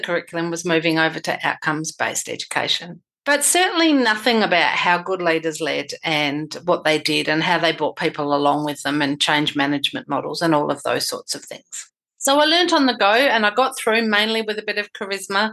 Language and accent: English; Western Australia, Australia; my home state of Western Australia, which is massive.